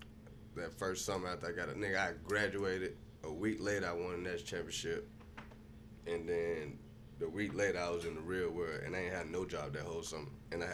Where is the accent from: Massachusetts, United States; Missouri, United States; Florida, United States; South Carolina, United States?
South Carolina, United States; Rock Hill; I'm from Rock Hill.